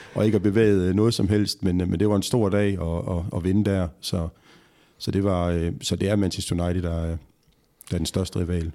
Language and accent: Danish; Horsens, Central Denmark Region, Denmark; jeg jo fra Horsens og har mm. spillet mest i Horsens